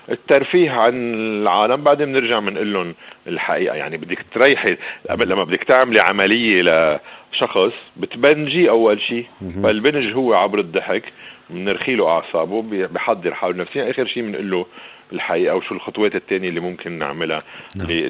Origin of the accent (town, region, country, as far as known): Lebanon